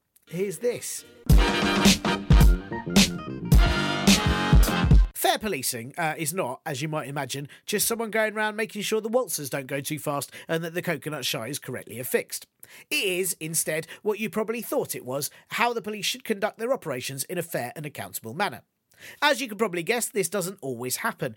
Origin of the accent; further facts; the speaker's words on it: London, United Kingdom; I grew up in North London